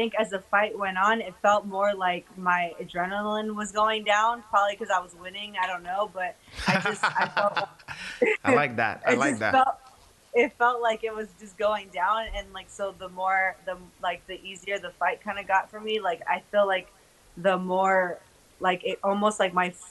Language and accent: English; United States; also born or lived in California; we're American